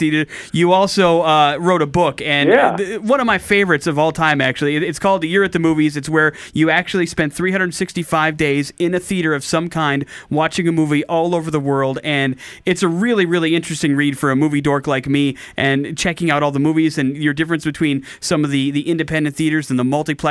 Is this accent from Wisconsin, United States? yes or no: yes; Wisconsin, United States; a kid growing up in Wisconsin